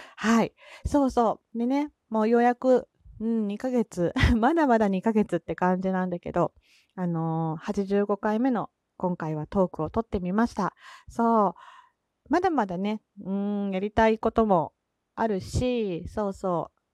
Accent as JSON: {"language": "Japanese", "region": "Kansai", "country": "Japan", "accent": "Kansai dialect", "said": "関西人なので、まあ、関西弁の話だったり"}